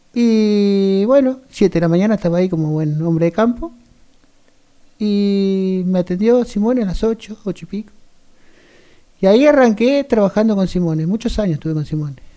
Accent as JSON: {"language": "Spanish", "town": "Bransen", "country": "Argentina", "tie": "born or raised there", "said": "nací acá, pero me crié en el campo hasta los 12 años"}